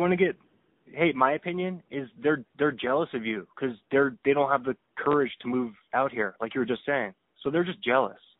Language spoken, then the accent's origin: English; Seattle, Washington, United States; I'm from Seattle